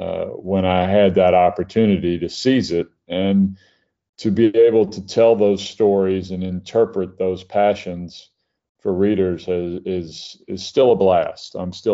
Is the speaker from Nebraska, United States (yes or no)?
no; Mobile, Alabama, United States; I grew up near you in Mobile